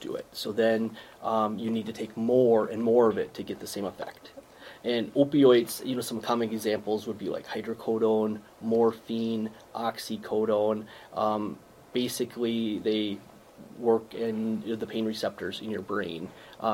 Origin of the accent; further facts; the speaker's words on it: Winnebago, Minnesota, United States; also born or lived in Des Moines, Iowa; now in Fairmont, United States; I grew up in Winnebago and graduated from Blue Earth area for high school